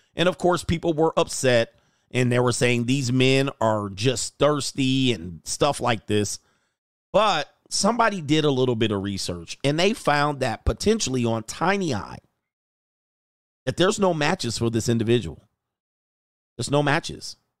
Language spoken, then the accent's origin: English; Hawthorne, California, United States; I grew up in Hawthorne just a little bit